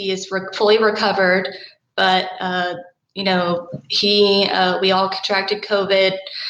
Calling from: College Station, Texas, United States; I'm calling from College Station, Texas

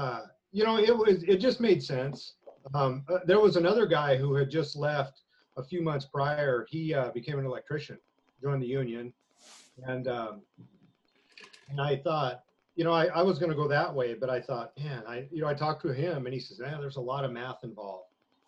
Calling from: Spirit Lake, Idaho, United States; Spirit Lake, Idaho.

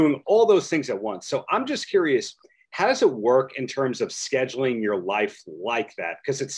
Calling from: New York, United States; I'm dialing in from New York.

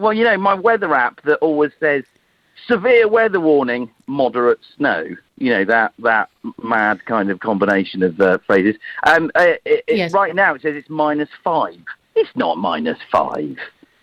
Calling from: United Kingdom; I'm calling from the UK, right in the middle

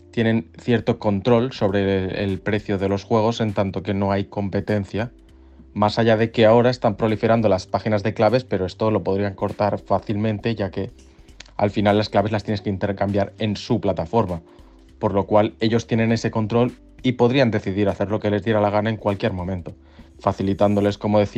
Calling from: Barcelona, Catalonia, Spain; Hola, buenas. … de Barcelona.

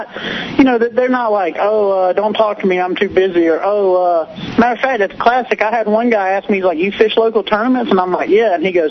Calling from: Georgia, United States; Man, this is … from Georgia, man.

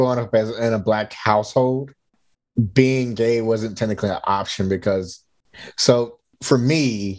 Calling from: Alameda, California, United States; I'm logging in from Alameda, California, from my apartment.

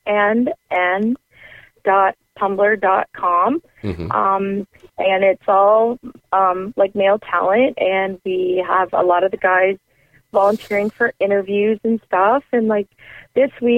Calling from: Canada; calling from Canada.

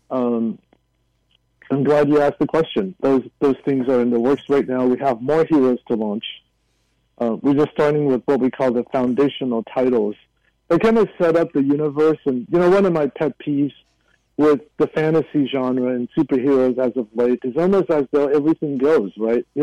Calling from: Hacienda Heights, California, United States; It's funny he should say because I am calling in from Hacienda Heights. I'm I'm less than a mile from Hsi Lai Temple.

